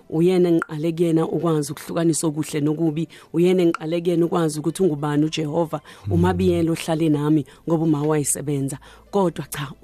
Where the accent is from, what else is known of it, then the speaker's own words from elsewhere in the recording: KwaNdengezi, KwaZulu-Natal, South Africa; also born or lived in Thornwood, Dassenhoek; ngizalelwe eThornwood eDasenhoek hmm. kodwa ngasheshe ngahamba ngimncane ngayohlala kandengezi ngakho ke impilo yami nje as a teenager ngimncane yonke ibe kandengezi